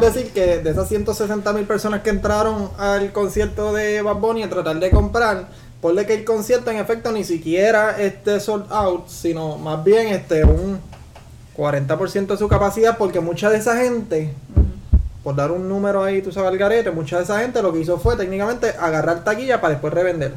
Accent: Puerto Rico; somos puertorriqueños

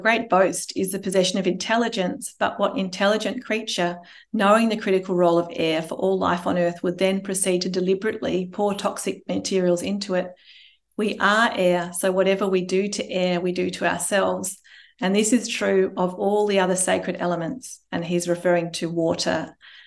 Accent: Melbourne, Victoria, Australia; we're from Melbourne

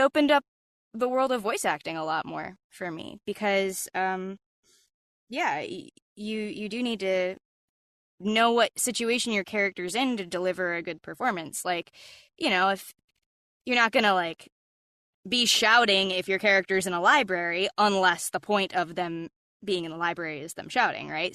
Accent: Atlanta, Georgia, United States; moved away as an adult; now in Los Angeles, United States; Growing up in Atlanta, my dad was writing commercials for a living

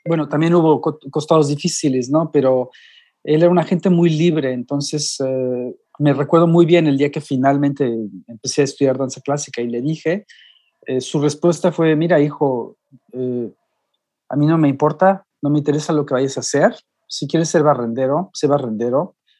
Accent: Mexico; moved away as an adult; now in Europe

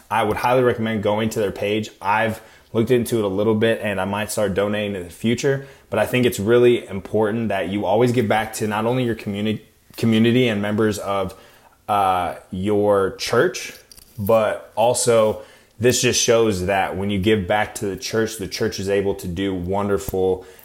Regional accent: Arizona, United States; moved away as an adult; also born or lived in Iowa; now in California, United States; I'm originally from Iowa, but I was also kind of raised in Arizona. I mean, I went to high school there and everything, met my wife

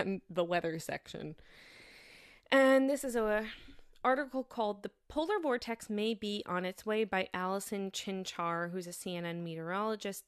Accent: New York, United States; moved away as an adult; also born or lived in Massachusetts; now in Germany; I went to school in Massachusetts and I'm from New York

